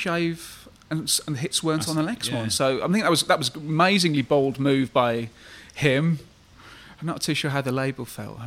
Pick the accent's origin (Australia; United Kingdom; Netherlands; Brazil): United Kingdom; Birmingham, West Midlands; growing up in Birmingham